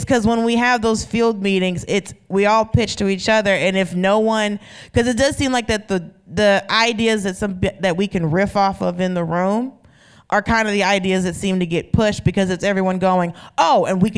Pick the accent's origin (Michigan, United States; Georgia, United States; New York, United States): Georgia, United States; I'm from Georgia